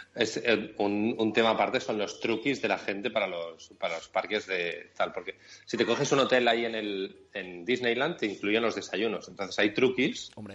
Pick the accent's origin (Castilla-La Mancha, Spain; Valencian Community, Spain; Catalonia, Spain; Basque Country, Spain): Catalonia, Spain; como somos catalanes, o yo soy catalán